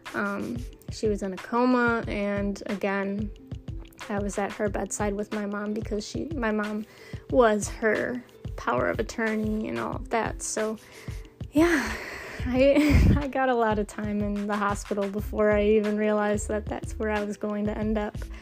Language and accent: English; Michigan, United States; I'm from Michigan